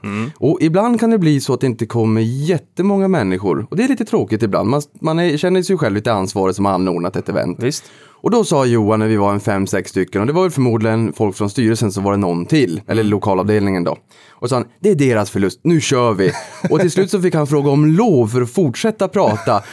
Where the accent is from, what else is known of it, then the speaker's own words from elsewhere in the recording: Boden, Norrbotten County, Sweden; now in Stockholm, Sweden; jag kommer från Boden, Norrbotten